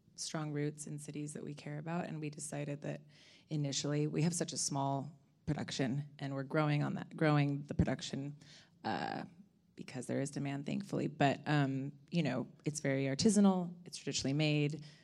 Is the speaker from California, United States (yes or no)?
yes; Ojai, California, United States; I'm from California, um, kind of from hippie parents in Ojai.